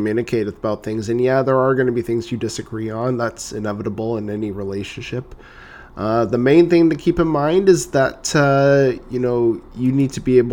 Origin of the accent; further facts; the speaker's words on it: Canada; I'm Canadian